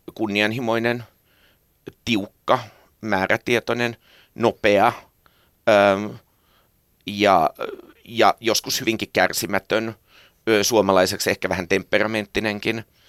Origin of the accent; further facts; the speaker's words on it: Helsinki, Uusimaa, Finland; also born or lived in Tammisalo, Helsinki; synnyin Tammisalossa ja kasvoin Marjaniemessä